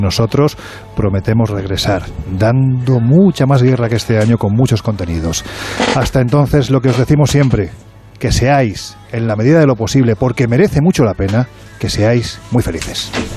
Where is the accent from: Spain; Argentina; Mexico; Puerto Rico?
Spain; Province of Jaén, Andalusia